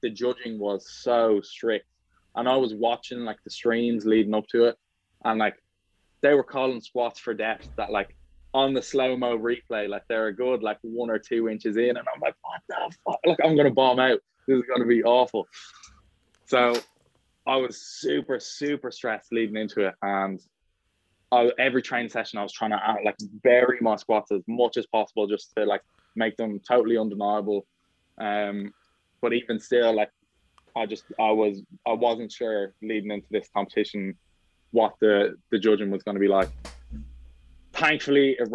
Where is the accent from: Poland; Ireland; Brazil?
Ireland; also born or lived in Australia; I came back to Ireland from Australia, I left Australia in December 2020